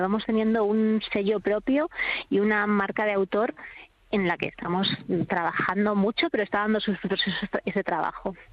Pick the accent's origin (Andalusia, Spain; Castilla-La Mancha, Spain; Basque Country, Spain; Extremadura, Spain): Extremadura, Spain; como productora extremeña